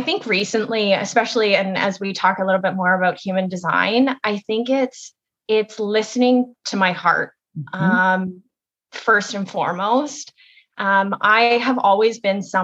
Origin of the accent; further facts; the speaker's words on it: Kitchener, Ontario, Canada; also born or lived in Toronto; I am from Kitchener, Ontario, and I was born and raised here